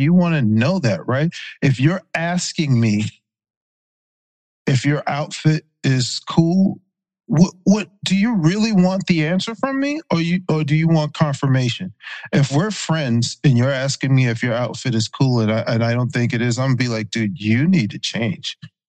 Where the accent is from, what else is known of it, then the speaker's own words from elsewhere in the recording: Berkeley County, South Carolina, United States; also born or lived in Charleston; I was born in Charleston. I grew up in Berkeley County, which is the neighboring county. I'm from the sticks, and I'm proud to be from the sticks.